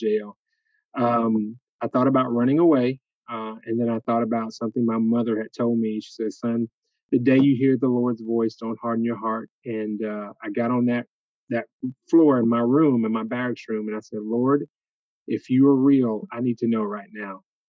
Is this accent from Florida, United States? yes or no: yes; Jacksonville, Florida, United States; now in Albany, United States; I grew up in Jacksonville, Florida